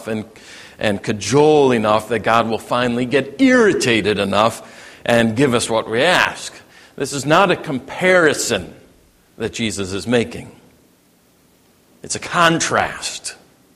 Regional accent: Cook County, Illinois, United States; I grew up in Cook County, Illinois

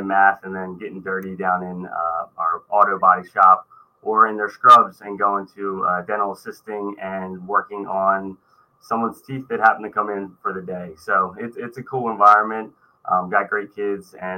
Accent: Delaware, United States; I'm from Delaware. It is a state. It's our first state

